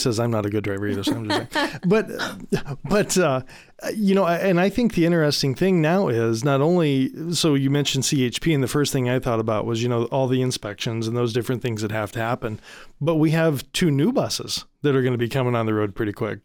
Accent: Michigan, United States; so I grew up in Michigan, right?

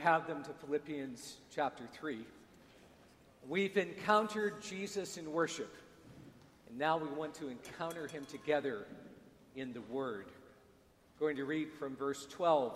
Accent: United States; moved away; also born or lived in Dar es Salaam, Tanzania; I'm an American

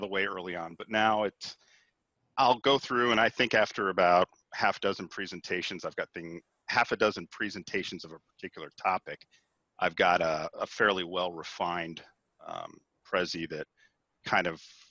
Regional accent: Cincinnati, Ohio, United States; born or raised there

